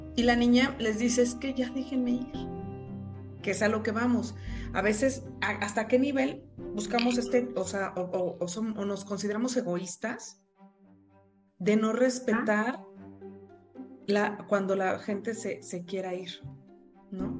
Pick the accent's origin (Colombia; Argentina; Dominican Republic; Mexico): Mexico; como buenos mexicanos